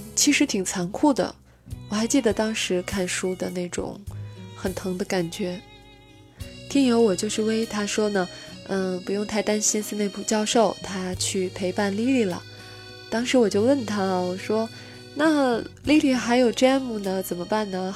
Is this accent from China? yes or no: yes; China; 我们中国人